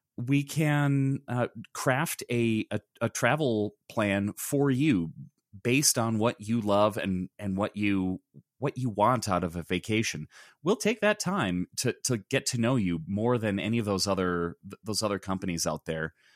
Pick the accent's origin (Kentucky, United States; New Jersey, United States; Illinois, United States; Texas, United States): Illinois, United States; Chicago; I grew up in Chicago